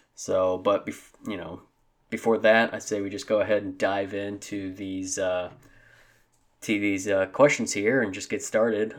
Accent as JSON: {"language": "English", "region": "Southeast Missouri", "country": "United States", "tie": "born or raised there", "said": "I grew up in Southeast Missouri and a small town, a very, very small town. Um, I've always lived in Missouri"}